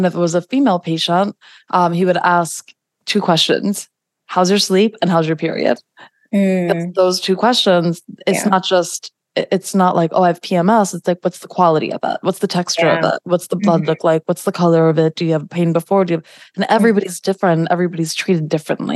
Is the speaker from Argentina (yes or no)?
no; New York, United States; I'm a New Yorker.